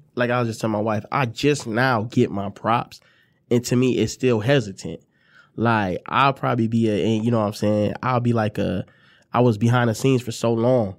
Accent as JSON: {"language": "English", "town": "Ypsilanti", "region": "Michigan", "country": "United States", "tie": "born or raised there", "also_born_or_lived": "Detroit, Michigan", "said": "I'm from Ipsy, you know, I, I lived, you know, I went to Lincoln High School"}